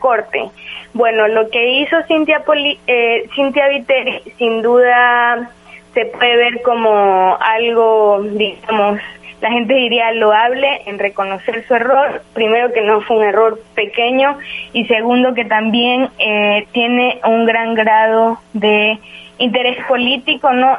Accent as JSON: {"language": "Spanish", "country": "Ecuador", "said": "como ecuatorianos"}